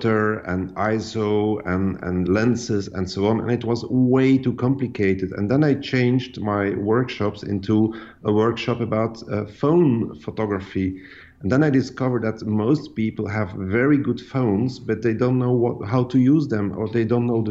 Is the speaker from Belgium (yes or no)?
yes; Ostend, Flanders, Belgium; I was born in Ostend, which is a seaside resort in Belgium.